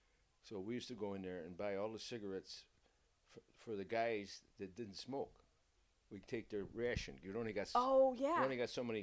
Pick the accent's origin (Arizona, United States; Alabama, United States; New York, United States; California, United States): New York, United States; Syracuse; we're all from the Syracuse.